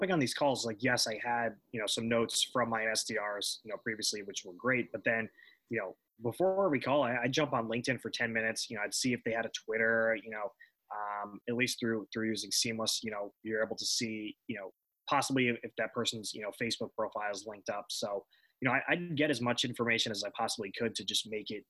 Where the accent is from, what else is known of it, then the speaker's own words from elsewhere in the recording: New York, United States; born there; you know, I was born in New York